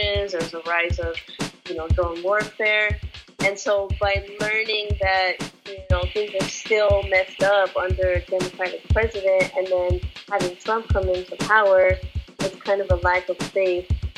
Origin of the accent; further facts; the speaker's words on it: Los Angeles, California, United States; Born and raised in Los Angeles.